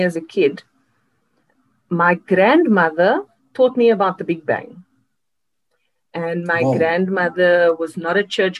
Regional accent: Cape Town, Western Cape, South Africa; I grew up in one house my entire life, which was my grandmother's house and now my mother's house in Lansdowne.

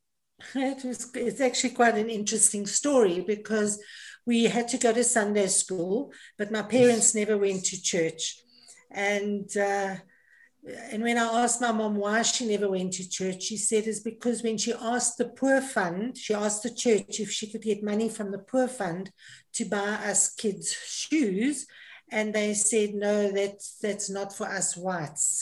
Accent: Johannesburg, Gauteng, South Africa; moved away as an adult; also born or lived in Cape Town / Oman; Born and bred in Johannesburg, or in the West End of Johannesburg

